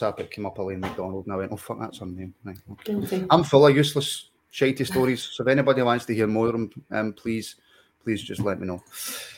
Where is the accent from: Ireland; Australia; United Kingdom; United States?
United Kingdom; Scotland; I'm Scottish